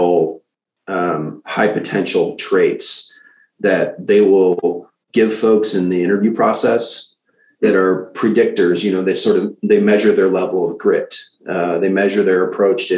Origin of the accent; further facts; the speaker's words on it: St. Louis, Missouri, United States; now in Austin, United States; I'm from St. Louis